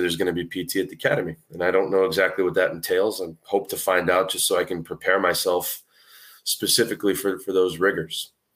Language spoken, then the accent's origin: English; New England, United States; I grew up, I mean, there's not a lot of huge cities in New England. I gr, I happen to grow up in one of 'em